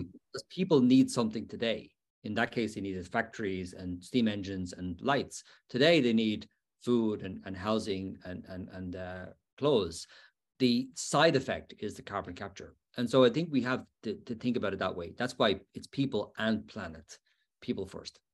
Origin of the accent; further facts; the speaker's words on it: Dublin, Leinster, Ireland; now in Pennsylvania, United States; my hometown of Dublin